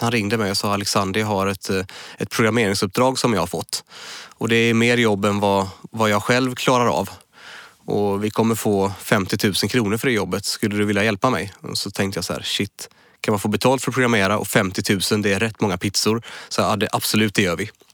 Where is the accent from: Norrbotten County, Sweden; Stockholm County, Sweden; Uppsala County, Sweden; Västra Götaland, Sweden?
Västra Götaland, Sweden; Munkedal; accent: Munkedal dialect; moved away as an adult; now in Gothenburg, Sweden; Det är en liten by som heter Munkedal där är jag född och uppväxt. Men flyttade till Göteborg när jag började på Chalmers när jag var 19 år, 97